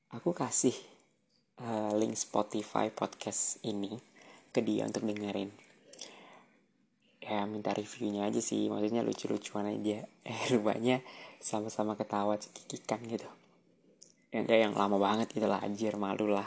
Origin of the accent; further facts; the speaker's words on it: Samarinda, East Kalimantan, Indonesia; also born or lived in Jember; waktu itu di Jember dan sekarang aku lagi di Samarinda alias udah balik lagi ke kampung halamanku.